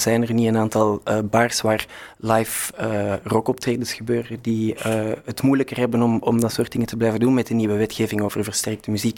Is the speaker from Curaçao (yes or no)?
no; Brussels, Brussels-Capital Region, Belgium; als Brusselaar